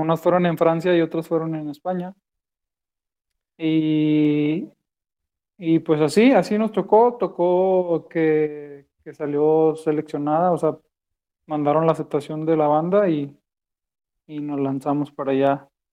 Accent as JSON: {"language": "Spanish", "town": "Monterrey", "region": "Nuevo León", "country": "Mexico", "tie": "born or raised there", "moved": "as an adult", "lives_now": "Guadalajara, Mexico", "said": "nací en Monterrey, allá en el norte de México."}